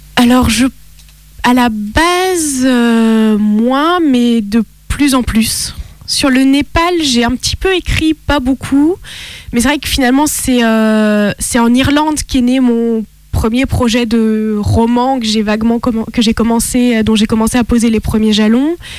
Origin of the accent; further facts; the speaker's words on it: France; also born or lived in Italy / Lebanon; selon ma carte d'identité, je suis française mon cœur est italien